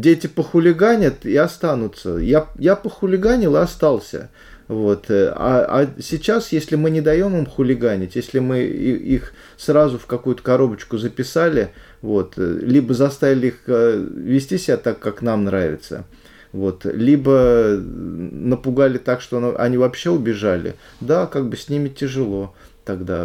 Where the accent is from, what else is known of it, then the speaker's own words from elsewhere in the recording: Pushkino, Moscow Oblast, Russia; я из Пушкина, каждый день я садился на электричечку, ехал до Ярославского вокзала